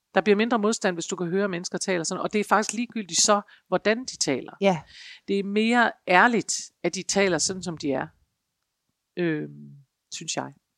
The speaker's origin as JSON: {"language": "Danish", "area": "North Jutland", "region": "North Denmark Region", "country": "Denmark", "accent": "North Jutlandic", "said": "jeg taler nordjysk"}